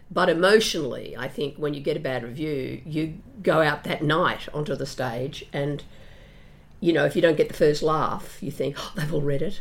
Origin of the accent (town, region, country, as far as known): Brisbane, Queensland, Australia; born or raised there